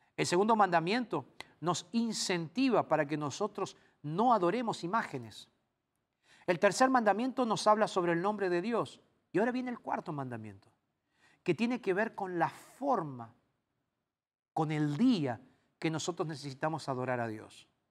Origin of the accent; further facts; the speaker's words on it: Argentina; en mi país, en Argentina, yo tomé la comunión